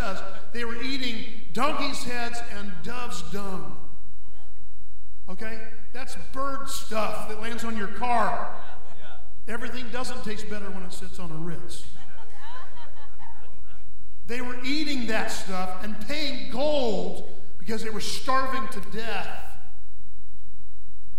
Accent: Ocala, Florida, United States; I'm from Ocala

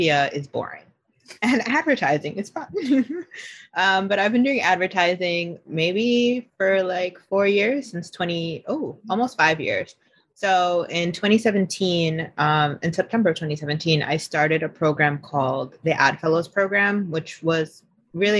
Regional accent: New York City, New York, United States; I was born in Queens, particularly Flushing, Queens

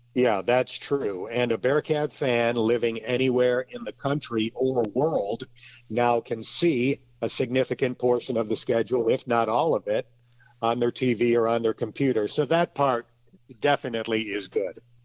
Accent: Lakewood, New York, United States; now in Cincinnati, United States; I grew up in Lakewood, New York, which is a small town on the very southwest tip of New York State

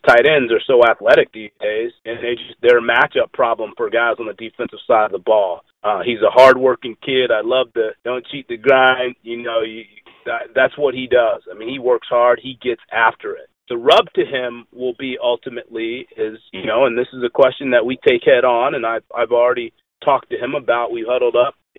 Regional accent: Tampa, Florida, United States; moved away as an adult; now in Chicago, United States; back at home where I grew up in Tampa area.

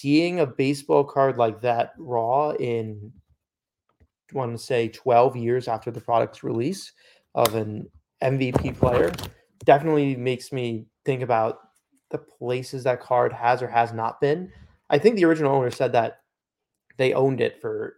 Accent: New Yorker, United States; as a New Yorker

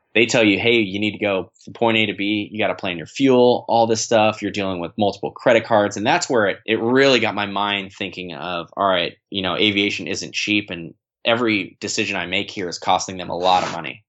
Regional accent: San Diego, California, United States; also born or lived in East Coast; I'm from San Diego

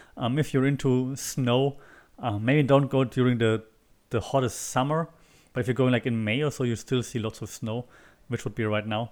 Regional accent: Würzburg, Bavaria, Germany; moved away; also born or lived in Berlin; my hometown, which is Würzburg

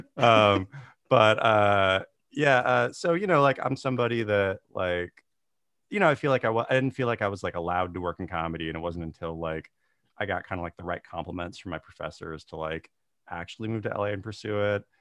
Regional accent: Tulalip Reservation, Washington, United States; I grew up on the Tulalip Reservation, about, like, forty-five minutes north of Seattle

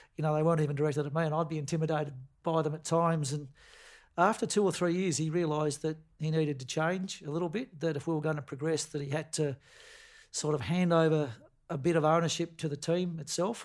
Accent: Queenstown, Tasmania, Australia; moved away as an adult; born and bred in Queenstown on the west coast of Tasmania

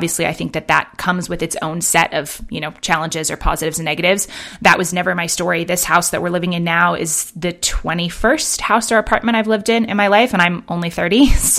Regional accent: Manhattan, New York, United States; also born or lived in London; now in Bend, United States; I grew up in Manhattan and in London, you know, and then have lived in San Francisco and LA.

